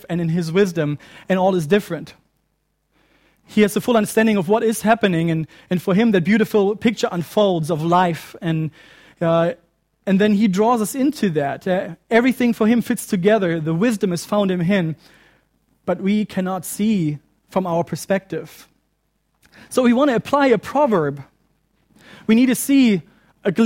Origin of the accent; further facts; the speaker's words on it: Germany; moved away; my home country of Germany